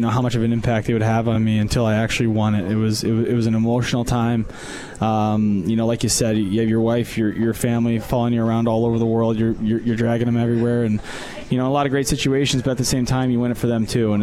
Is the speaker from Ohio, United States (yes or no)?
no; Southern Connecticut, United States; moved away; also born or lived in Germany / Longmeadow, Massachusetts; Growing up in Southern Connecticut